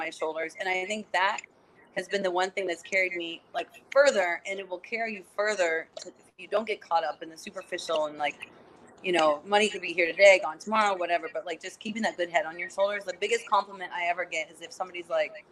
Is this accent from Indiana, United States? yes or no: yes; border of Kentucky and Indiana, United States; moved away as an adult; now in Los Angeles, United States; I grew up in like on the border of like Kentucky and Indiana